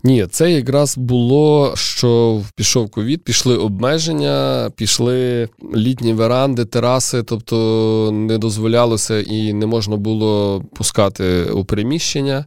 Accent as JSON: {"language": "Ukrainian", "town": "Lviv", "region": "Lviv Oblast", "country": "Ukraine", "tie": "born or raised there", "said": "я вже народився у Львові"}